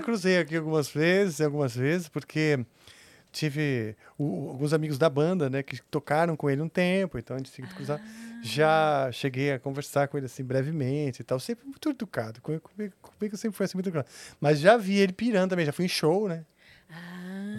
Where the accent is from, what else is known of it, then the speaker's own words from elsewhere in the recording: São Paulo, Brazil; also born or lived in Nebraska, United States; Cresci em São Paulo